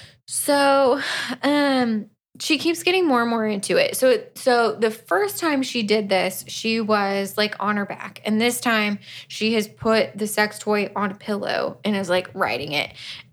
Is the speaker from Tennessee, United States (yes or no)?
no; Florida, United States; we're both from Florida.